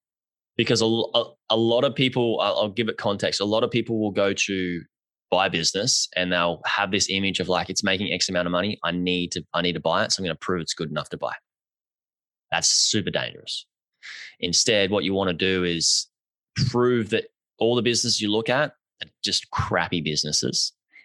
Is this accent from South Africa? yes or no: no; Australia; I'm Australian